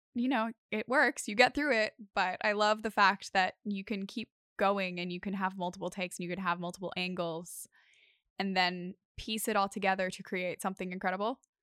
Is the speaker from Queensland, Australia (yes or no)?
no; Sydney, New South Wales, Australia; I've grown up here. I've lived on the northern beaches of Sydney my entire life